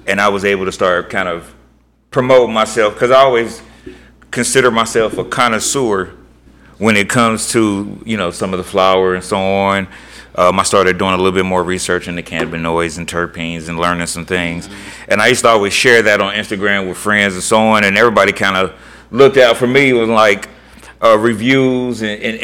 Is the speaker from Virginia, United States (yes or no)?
no; Ohio, United States; Born and raised right here in Ohio